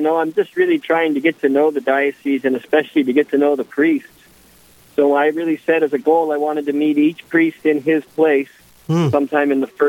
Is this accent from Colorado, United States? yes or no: yes; Colorado, United States; moved away as an adult; also born or lived in Atchison, Kansas / St. Paul, Minnesota / Rome; now in Crookston, United States; I'm a native of, I grew up in Colorado